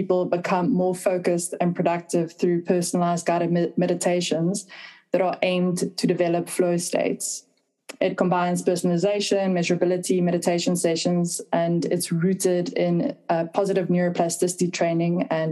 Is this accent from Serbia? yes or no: no; South Africa; moved away; also born or lived in Düsseldorf, Germany / Berlin, Germany; I'm originally South African